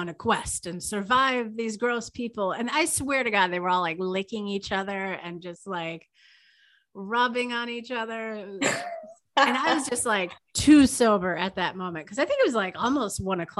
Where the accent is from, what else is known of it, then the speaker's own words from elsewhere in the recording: Green Bay, Wisconsin, United States; And I come from Green Bay, where the world's toilet paper is produced.